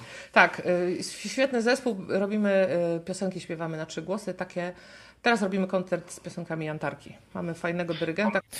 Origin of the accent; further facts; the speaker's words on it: Pomeranian Voivodeship, Poland; Kraków jest bardzo, dosyć daleko od nas, bo my jesteśmy z Pomorza